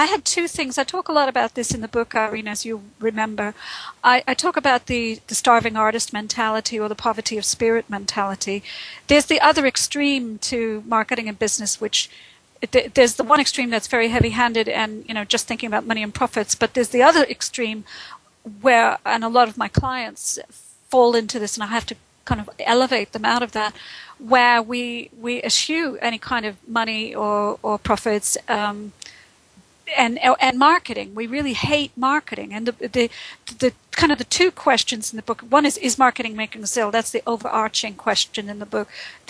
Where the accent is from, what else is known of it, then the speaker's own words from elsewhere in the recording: Brooklyn, New York, United States; also born or lived in Boston / Texas / India / Phoenix; now in United Kingdom; I've lived in Britain for the last going on 13 years. I'm originally from New York. I was born in Brooklyn. I haven't lived there since the 70s.